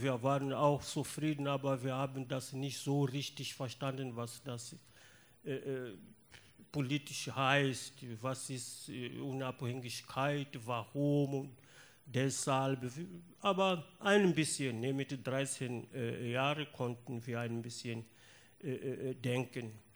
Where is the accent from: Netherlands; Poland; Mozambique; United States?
Mozambique; German is a second language; moved away as an adult; also born or lived in Lusatia, Germany; Ich bin aus Mosambik und ich bin von äh, 1979 bis 1991 äh, in ehemaliger DDR als Vertragsarbeiter gewesen